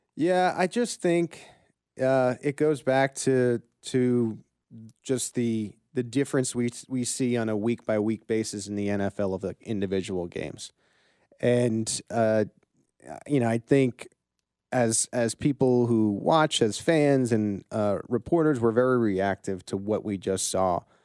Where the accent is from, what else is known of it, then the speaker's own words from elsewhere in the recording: the East, East Coast, United States; moved away as an adult; now in Kansas City, United States; I grew up in the East